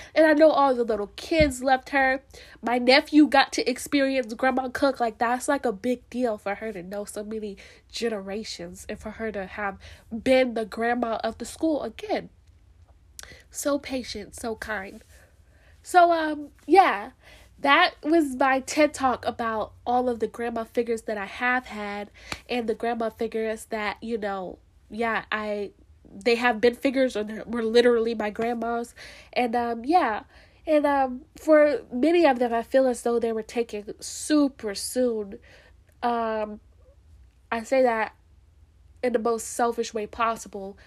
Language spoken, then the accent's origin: English; Florida, United States; I'm from Florida, we're not that southern, but at the same time, we southern enough